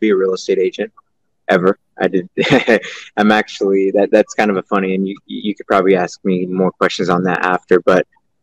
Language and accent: English; Stockton, California, United States; I'm from Stockton, California